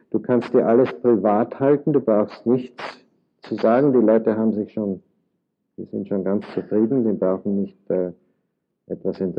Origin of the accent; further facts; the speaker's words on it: Vienna, Austria; now in United States; Da braucht man nicht zu spekulieren. Äh, ich äh, bin aus Wien